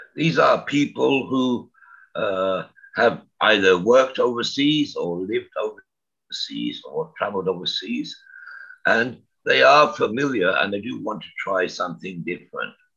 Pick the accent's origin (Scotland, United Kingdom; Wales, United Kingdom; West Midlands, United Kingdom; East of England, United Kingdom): West Midlands, United Kingdom; Birmingham; moved away as an adult; also born or lived in Canada; now in Taiwan; I was born in Birmingham in the UK